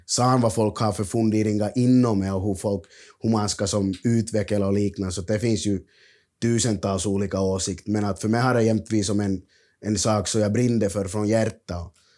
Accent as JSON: {"language": "Swedish", "country": "Finland", "said": "jag är från Finland"}